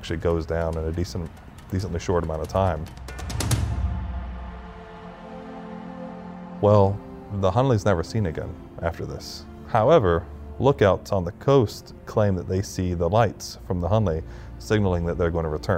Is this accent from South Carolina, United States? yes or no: yes; Charleston, South Carolina, United States; as a kid, I grew up in Charleston